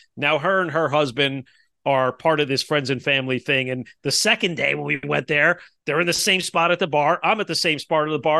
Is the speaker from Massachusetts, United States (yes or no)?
no; Kearny, New Jersey, United States; moved away; my hometown of Kearney, New Jersey, where I grew up